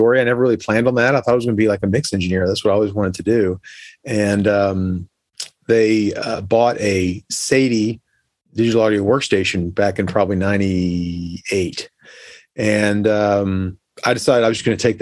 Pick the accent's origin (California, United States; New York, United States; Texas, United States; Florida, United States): Florida, United States; Orlando; I grew up in Orlando